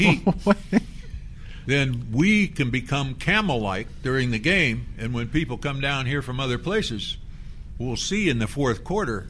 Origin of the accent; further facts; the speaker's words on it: Stow, Ohio, United States; moved away as an adult; also born or lived in Syracuse, New York / Miami, Florida; growing up in Northeast Ohio